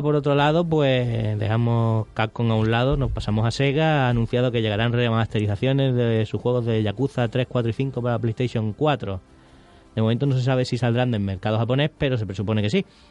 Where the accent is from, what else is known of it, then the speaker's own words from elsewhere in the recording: Spain; somos españoles